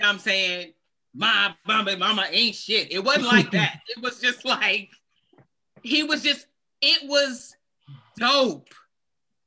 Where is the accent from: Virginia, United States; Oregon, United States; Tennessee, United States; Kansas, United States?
Virginia, United States; moved away as an adult; now in Germany